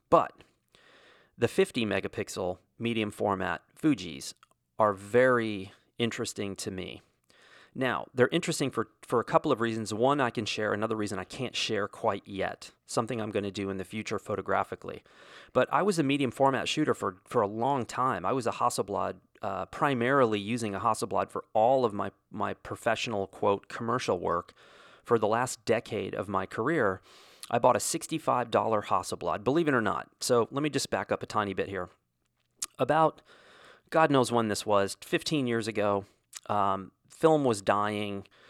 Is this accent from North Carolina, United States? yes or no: no; Wyoming, United States; moved away; I grew up, at least in part, in Wyoming